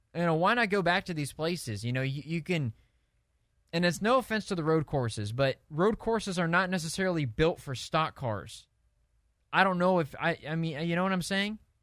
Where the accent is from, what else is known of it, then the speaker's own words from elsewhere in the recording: Indianapolis, Indiana, United States; I'm from Indianapolis